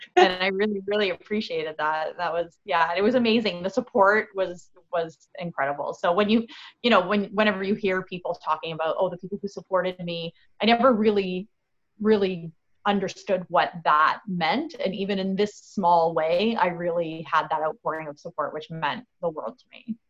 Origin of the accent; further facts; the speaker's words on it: Fort Erie, Ontario, Canada; also born or lived in St. Catharines / Toronto; I was actually born in St. Catharines. I was raised in Fort Erie.